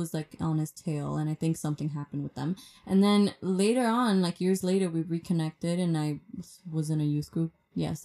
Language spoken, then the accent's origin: English; New York City, New York, United States; I'm from Washington Heights.